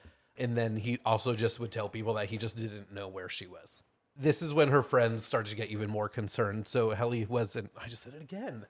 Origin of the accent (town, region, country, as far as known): Connecticut, United States; born or raised there